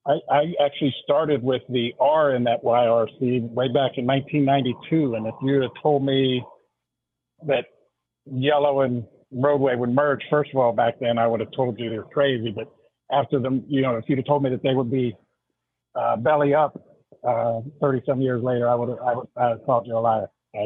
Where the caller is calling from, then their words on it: Warren, Michigan, United States; In Warren, Michigan today.